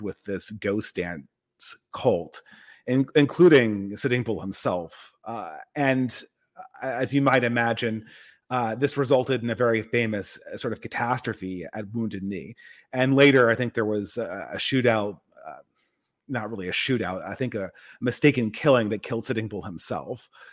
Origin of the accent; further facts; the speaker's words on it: California, United States; I'm from California